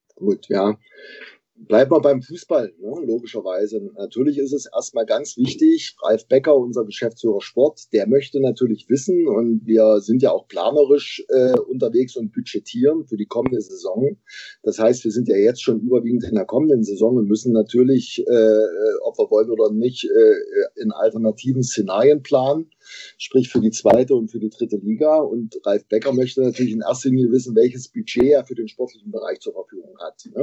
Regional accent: Bautzen, Saxony, Germany; moved away as an adult; also born or lived in Jena; now in Erfurt, Germany; Jahrgang 1968, geboren in Bautzen. Mittlerweile hat es mich äh, erst durchs Studium in Jena und dann beruflich nach Erfurt verschlagen.

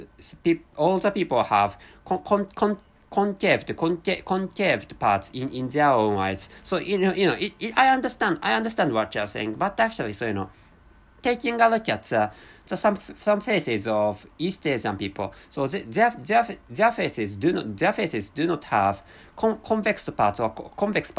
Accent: Japan; first language Japanese; English is a second language; I'm a Japanese person, so my mother tongue is really close to Korean language

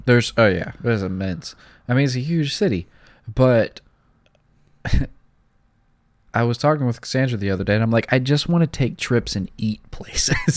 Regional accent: the South, United States; I'm from the South

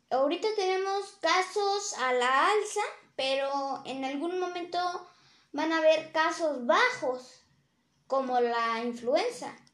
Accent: Mexico

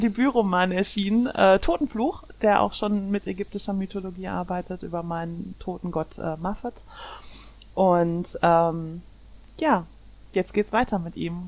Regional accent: Germany; also born or lived in Ruhr area; Ich komme aus Deutschland. Ich lebe im Ruhrgebiet

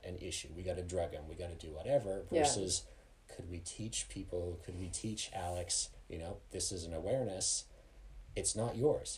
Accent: Canada; now in Colorado, United States; I grew up in Canada and here I am working in Colorado

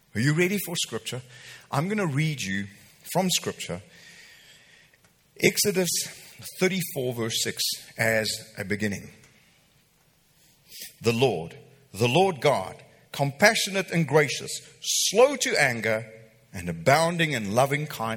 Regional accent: Welkom, Free State, South Africa; moved away; I grew up in Welkom.

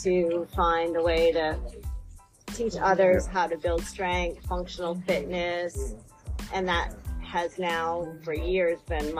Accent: Winthrop, Maine, United States; moved away as an adult; now in Sarasota, United States; I am originally from Maine, Winthrop, Maine, and I moved down here in 99

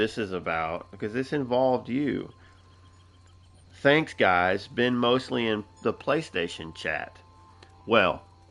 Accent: Tennessee, United States; I'm from Tennessee.

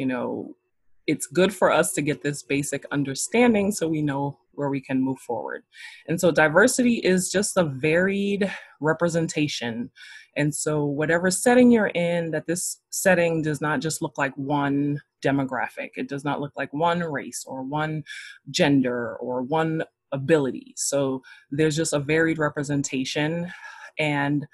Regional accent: New York City, New York, United States; now in North Carolina, United States; I am originally from Brooklyn, New York. I currently live in North Carolina

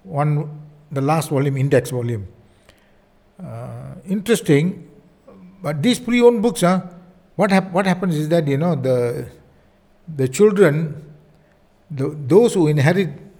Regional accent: India; I'm an Indian

